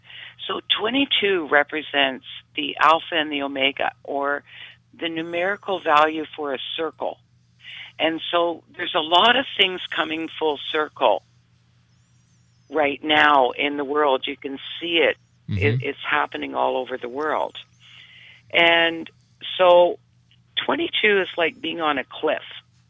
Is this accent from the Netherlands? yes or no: no; Canada; you being a Canadian and myself.